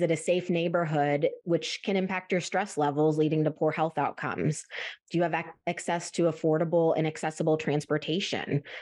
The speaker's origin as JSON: {"language": "English", "region": "Midwest", "country": "United States", "said": "I'm from the Midwest, we have really rough winters"}